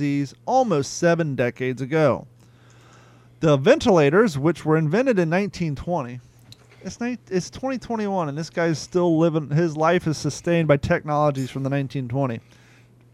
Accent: Ohio River Valley, United States; we grew up bathing in the Ohio River

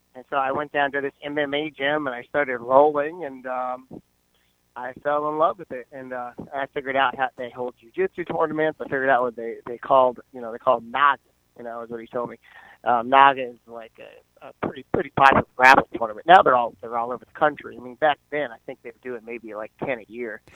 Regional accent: Fredericksburg, Virginia, United States; moved away as an adult; now in Cape Coral, United States; originally I'm from Central Virginia. I am from Fredericksburg, Spotsylvania area

